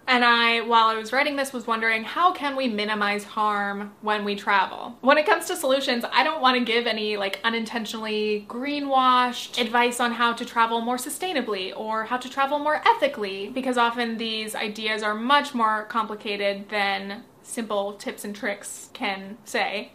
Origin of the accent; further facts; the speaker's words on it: United States; as an American